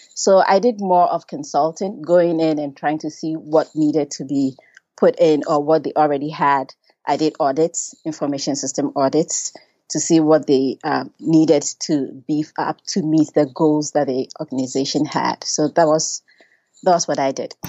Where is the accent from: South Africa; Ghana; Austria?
Ghana; I was born and raised in Ghana